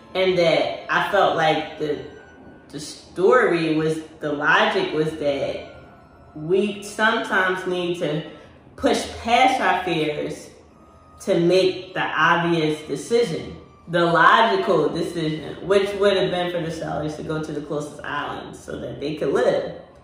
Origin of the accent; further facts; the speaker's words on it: Philadelphia, Pennsylvania, United States; I'm from Philly